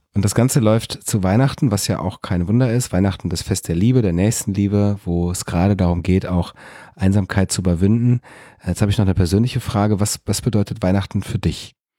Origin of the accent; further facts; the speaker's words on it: Fröndenberg, North Rhine-Westphalia, Germany; in meiner Heimatstadt in Frönnberg